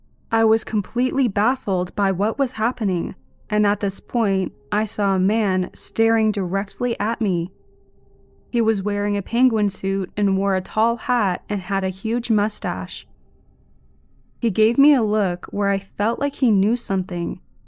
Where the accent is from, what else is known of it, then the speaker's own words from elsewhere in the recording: India; At this point, I would like to clarify, I'm from India, and back then I still hadn't traveled to Europe